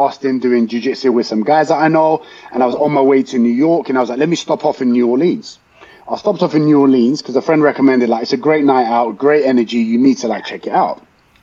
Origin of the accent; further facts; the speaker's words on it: London, United Kingdom; I said, oh, London